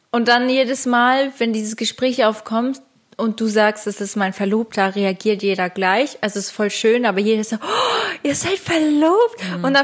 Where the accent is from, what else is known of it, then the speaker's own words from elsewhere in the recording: Switzerland; now in Germany; Ich bin Schweizerin. Ich habe